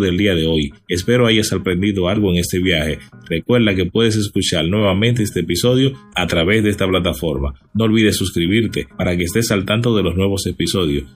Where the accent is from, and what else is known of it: Dominican Republic